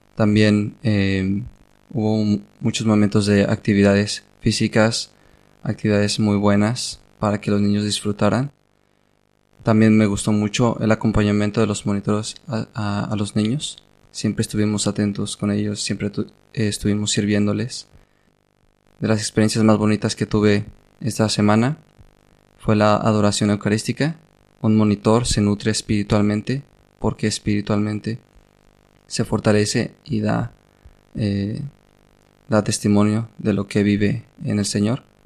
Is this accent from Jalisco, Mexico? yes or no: yes; Guadalajara, Jalisco, Mexico; now in Córdoba, Spain; Yo tengo 22 años, de Guadalajara, Jalisco, México.